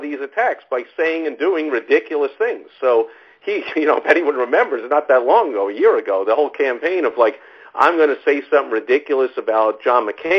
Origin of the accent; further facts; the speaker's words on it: New York, United States; I'm from New York, and I pretty much grew up in the Donald Trump era